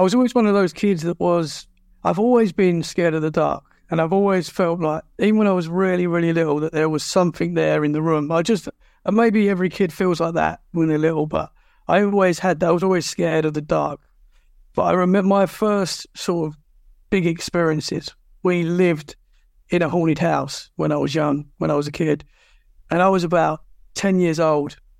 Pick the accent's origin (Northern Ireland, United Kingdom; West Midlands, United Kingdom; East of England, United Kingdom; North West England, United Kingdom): East of England, United Kingdom; Essex; moved away as an adult; now in Dorset, United Kingdom; I'm originally from Essex, which is just outside London.